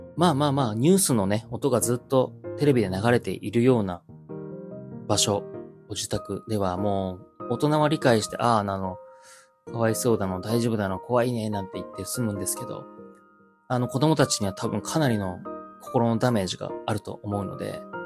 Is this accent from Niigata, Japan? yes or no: yes; Joetsu, Niigata, Japan; この地元上越市